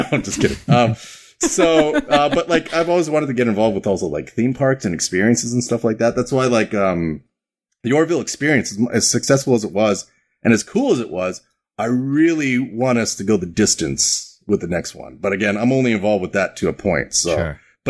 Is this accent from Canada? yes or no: yes; Canada; born there; So first off, I've got that Canadian bomb in my neck because I was born in Canada. So I'm super polite.